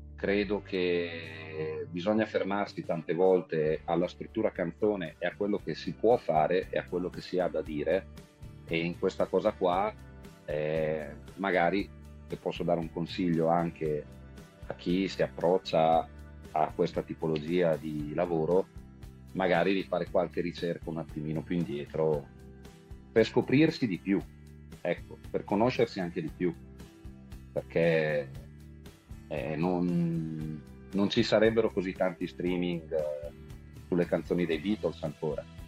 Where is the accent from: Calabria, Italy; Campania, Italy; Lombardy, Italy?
Lombardy, Italy; Brescia; siamo di Brescia, ma veniamo prevalentemente dal lago di Garda